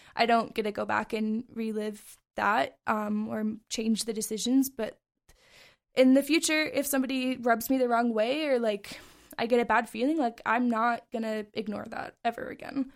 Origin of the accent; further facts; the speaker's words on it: Bozeman, Montana, United States; this is my hometown